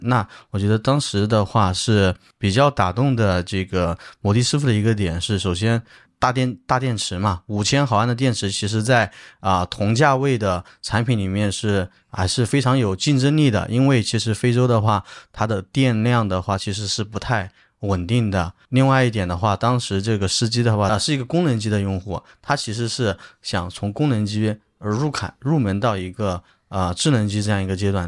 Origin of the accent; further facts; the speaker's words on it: China; 他看到我是中国人